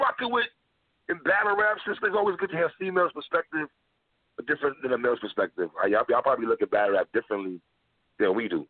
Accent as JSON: {"language": "English", "town": "New York City", "region": "New York", "country": "United States", "moved": "yes", "lives_now": "Florida, United States", "said": "from New York, but I live in Florida. I'm from New York, but I live in Florida now. I'm from Brooklyn."}